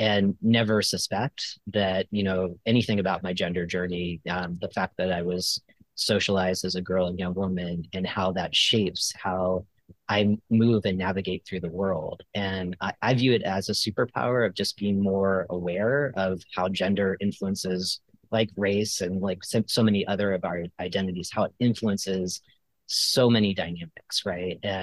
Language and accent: English; Florida, United States; I grew up in Florida